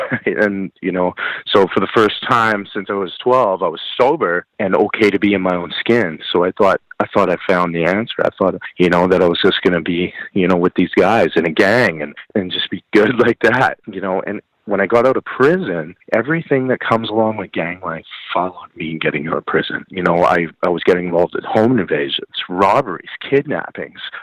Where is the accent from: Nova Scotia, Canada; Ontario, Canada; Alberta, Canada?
Alberta, Canada; Calgary; I grew up in Calgary, Alberta